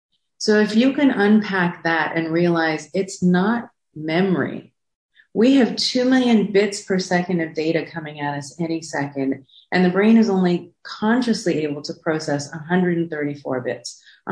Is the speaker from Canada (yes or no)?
no; South Africa; born there; I was born in South Africa during apartheid.